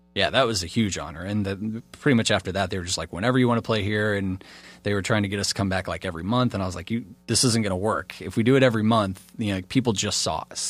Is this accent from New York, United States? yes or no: no; Pryor, Oklahoma, United States; also born or lived in Illinois / California / Montana; now in Florida, United States; I grew up in Pryor, Oklahoma, and there's just not a lot of musicians there